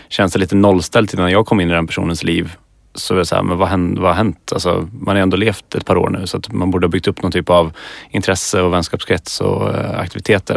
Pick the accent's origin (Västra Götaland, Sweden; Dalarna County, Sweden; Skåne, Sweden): Västra Götaland, Sweden; Skövde; moved away as an adult; now in Stockholm, Sweden; jag är från Skövde